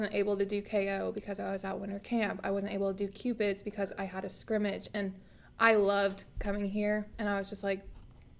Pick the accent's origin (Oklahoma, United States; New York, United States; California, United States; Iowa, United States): Oklahoma, United States; Chandler; now in Norman, United States; I grew up in Chandler, Oklahoma.